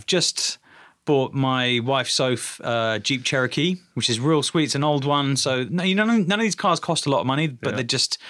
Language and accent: English; Dubai, United Arab Emirates; I think it actually comes from Dubai, because I grew up in the Middle East, and the coolest cars in Dubai were Mercedes and Toyota Land Cruiser